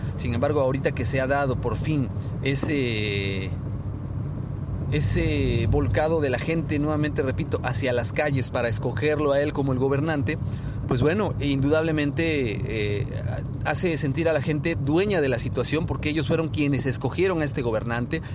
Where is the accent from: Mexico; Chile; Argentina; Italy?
Mexico; nosotros como mexicanos